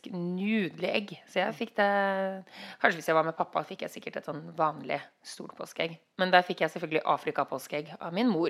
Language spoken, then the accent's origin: Norwegian; Oslo, Norway